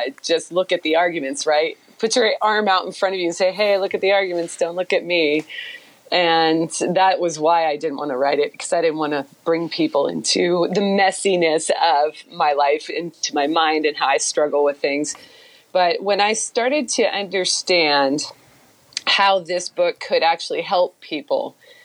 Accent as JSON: {"language": "English", "town": "Beaverton", "region": "Oregon", "country": "United States", "tie": "born or raised there", "also_born_or_lived": "Houston", "moved": "as an adult", "said": "my hometown of Beaverton, which is the southwest part of Portland."}